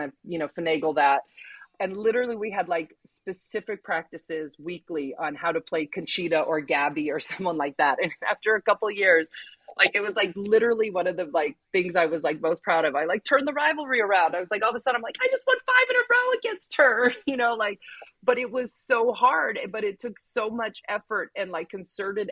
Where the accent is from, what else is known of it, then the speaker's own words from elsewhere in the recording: California, United States; growing up in California